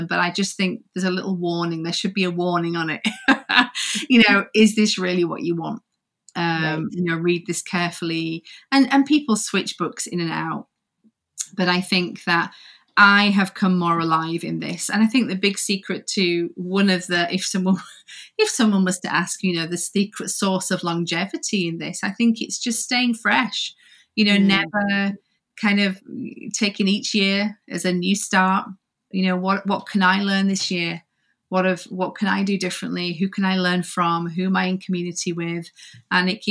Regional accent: Yorkshire and the Humber, United Kingdom; now in Coventry, United Kingdom; So I'm from Yorkshire, the north of Yorkshire. Okay. I'm a Yorkshire girl, but I actually live in Coventry

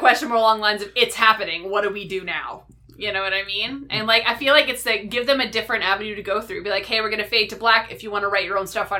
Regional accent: Canada; accent: Canadian; you don't get my angry Canadian accent in there.

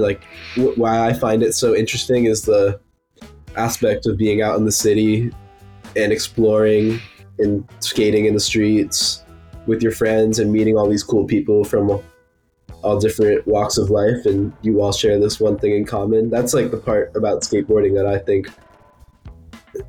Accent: New York City, New York, United States; I'm from Brooklyn, New York.

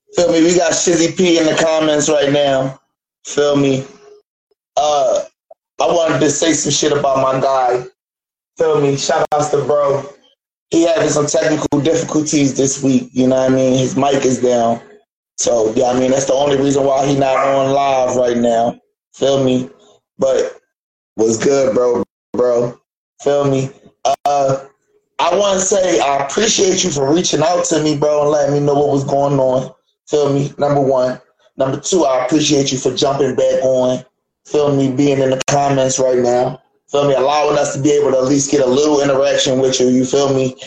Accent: Philadelphia, Pennsylvania, United States; when I was in kindergarten, we moved up Southwest. We moved from South Philly to Southwest Philly

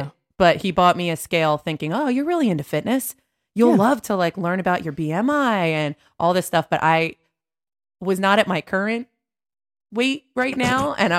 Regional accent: Delaware County, Pennsylvania, United States; accent: Philly/Delco; moved away; also born or lived in New York; Oh yeah, I'm from Delco.

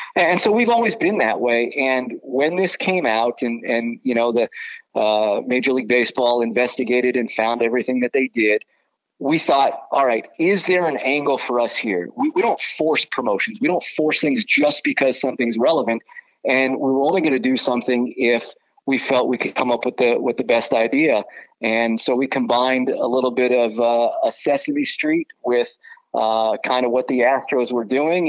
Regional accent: Southern California, United States; moved away; I grew up in Southern California

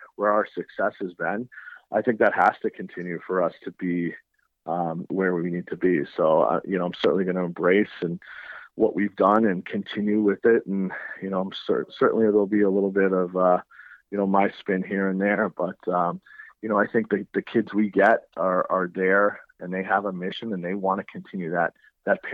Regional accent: Nashua, New Hampshire, United States; my time growing up in Nashua, playing at Nashua High when it was one school

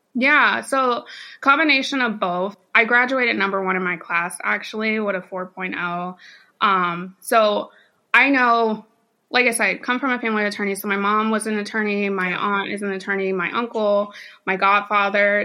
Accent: Champaign, Illinois, United States; moved away as an adult; also born or lived in North Carolina / St. Louis, Missouri; now in Dallas, United States; born and raised in Champaign, Illinois, actually. So I am a Northerner

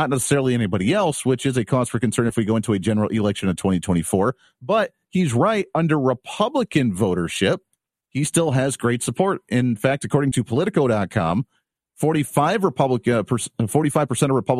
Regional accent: Kansas, United States; Kansas, my home state

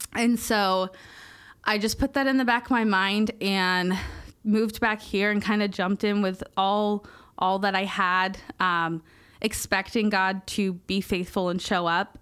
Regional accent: Merritt Island, Florida, United States; moved away as an adult; Meriden Island's my hometown, um, and it was a really hard story, and I left at eighteen

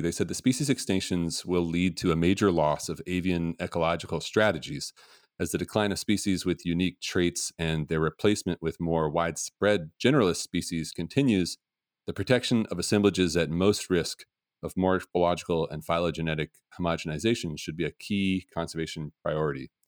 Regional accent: Portland, Oregon, United States; I grew up in Portland

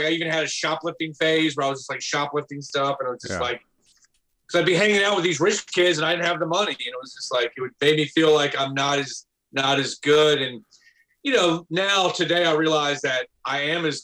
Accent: Atlanta, Georgia, United States; moved away as an adult; also born or lived in New York; growing up in Atlanta, we grew up in kind of a very, as a lot of people would call, hood neighborhood

